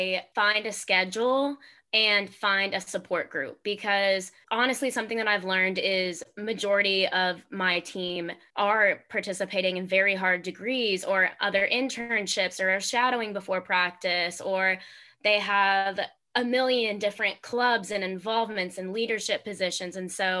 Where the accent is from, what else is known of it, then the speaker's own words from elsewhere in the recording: Memphis, Tennessee, United States; growing up in Memphis